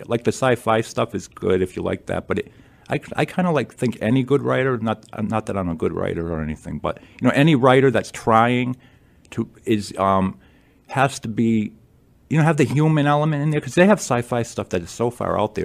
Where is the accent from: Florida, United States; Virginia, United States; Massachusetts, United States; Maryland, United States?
Massachusetts, United States; Attleboro; also born or lived in Lewiston, Maine; moved to Attleboro when I was very young